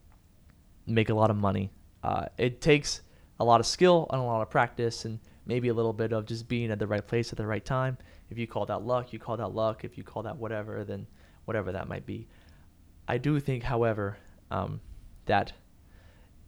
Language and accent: English; San Antonio, Texas, United States; San Antonio, my hometown, the 210